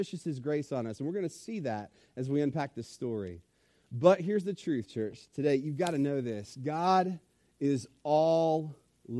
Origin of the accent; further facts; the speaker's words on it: Richmond, Virginia, United States; I grew up in Richmond, Virginia, on the north side of town